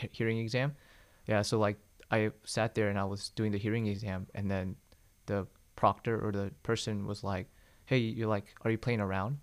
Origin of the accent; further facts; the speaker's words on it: Smyrna, Georgia, United States; also born or lived in South Korea; I was born in Korea. I came to Georgia when I was 5 uh-huh. but we lived in Smyrna